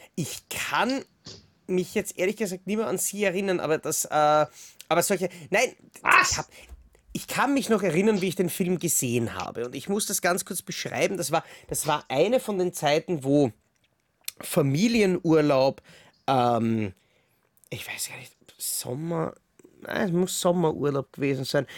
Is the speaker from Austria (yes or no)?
yes; Vienna, Austria; Ich komme aus Wien